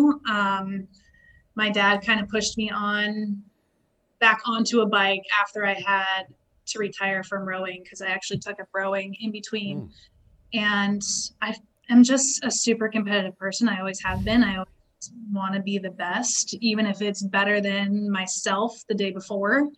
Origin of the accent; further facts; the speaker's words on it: Alaska, United States; We grew up in Alaska